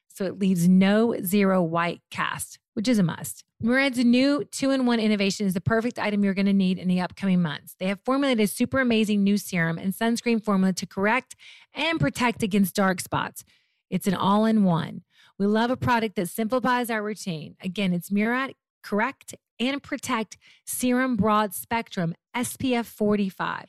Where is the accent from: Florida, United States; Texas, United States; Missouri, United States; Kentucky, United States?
Kentucky, United States; Murray; moved away; also born or lived in Memphis, Tennessee / Mayfield, Kentucky; Born in Memphis, raised in Mayfield, Murray, Kentucky.